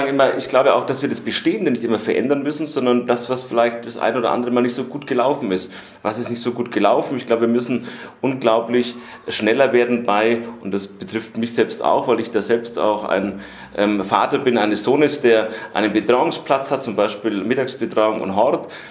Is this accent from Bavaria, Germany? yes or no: yes; Nuremberg, Bavaria, Germany; Es ist manchmal schade, wenn ich als Nürnberger, ich mache das ungern, aber mal in die Stadt äh, nach Fürth gucke, nach unserer Partnerstadt.